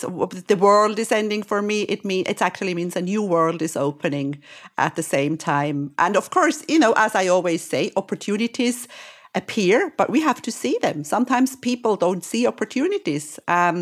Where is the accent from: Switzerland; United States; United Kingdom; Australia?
Switzerland; I'm from Switzerland.